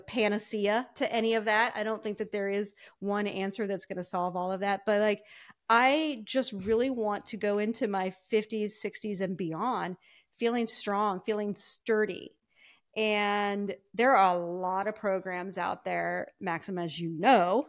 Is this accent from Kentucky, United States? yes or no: no; Ohio, United States; I grew up in Ohio